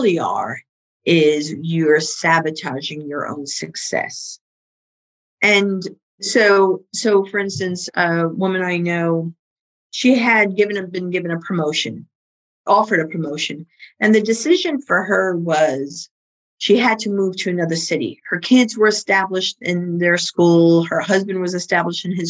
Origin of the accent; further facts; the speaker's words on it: New York City, New York, United States; accent: Bronx; My Bronx accent